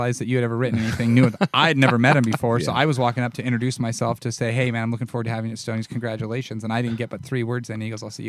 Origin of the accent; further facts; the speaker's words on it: Nebraska, United States; And that's where, growing up in Nebraska.